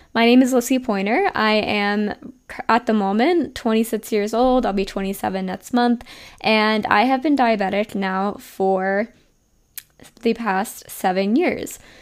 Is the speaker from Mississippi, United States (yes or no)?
no; New Jersey, United States; moved away as an adult; also born or lived in Pennsylvania / Miami; I'm from New Jersey